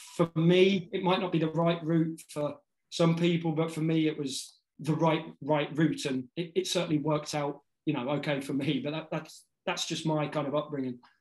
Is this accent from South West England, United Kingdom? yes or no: no; Northamptonshire, East Midlands, United Kingdom; moved away as an adult; also born or lived in United States; I grew up in Northamptonshire